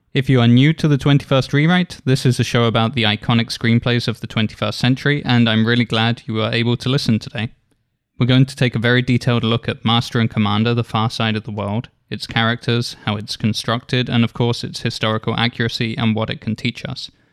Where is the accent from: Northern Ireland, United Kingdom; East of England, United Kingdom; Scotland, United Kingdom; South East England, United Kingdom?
South East England, United Kingdom; Isle of Wight; now in San Diego, United States; So I grew up on the Isle of Wight, which is in the south of the United Kingdom.